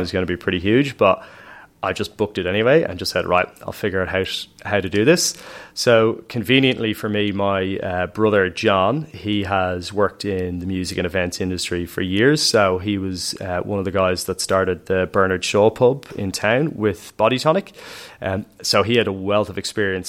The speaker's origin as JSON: {"language": "English", "town": "Dublin", "region": "Leinster", "country": "Ireland", "tie": "born or raised there", "said": "I grew up on Lansdowne Road as well, opposite the stadium"}